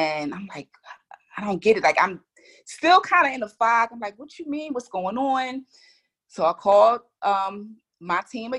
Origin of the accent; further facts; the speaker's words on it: Philadelphia, Pennsylvania, United States; We're from Philly